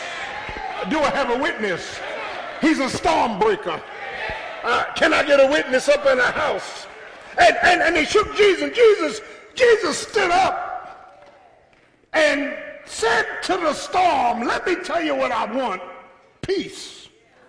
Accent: Philadelphia, Pennsylvania, United States; I'm from South Philly

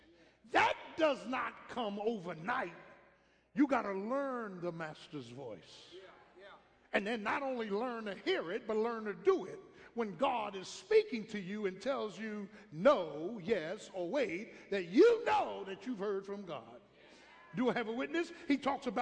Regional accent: Philadelphia, Pennsylvania, United States; I grew up in South Philly.

